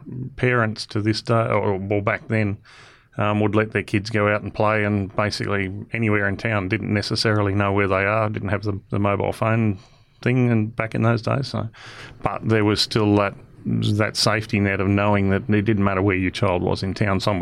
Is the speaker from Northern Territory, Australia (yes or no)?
yes; Nhulunbuy, Northern Territory, Australia; growing up here in Gove